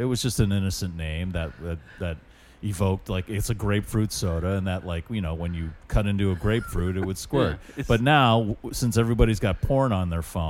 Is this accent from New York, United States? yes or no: no; Pittsburgh, Pennsylvania, United States; born there; I was born in Pittsburgh. My mother's side of the family lives there.